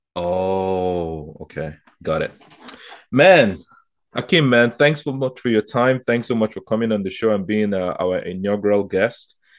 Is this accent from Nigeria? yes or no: yes; Nigeria; now in Canada; I'm from Nigeria originally